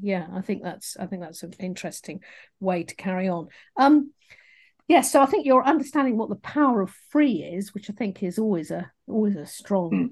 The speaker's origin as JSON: {"language": "English", "region": "England", "country": "United Kingdom", "accent": "English", "said": "my English accent"}